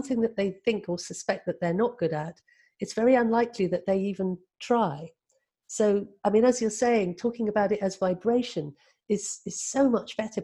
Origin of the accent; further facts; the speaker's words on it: Cornwall, South West England, United Kingdom; moved away as an adult; also born or lived in London; I was brought up in a culture where we all sang. You know, I was from Cornwall